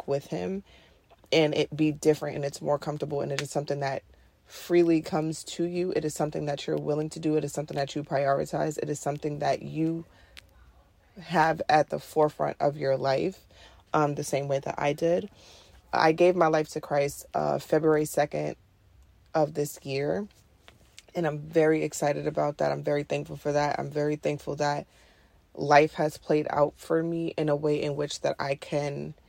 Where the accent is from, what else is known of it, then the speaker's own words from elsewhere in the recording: New York City, New York, United States; I'm from Queens, New York City. I'm born and raised here.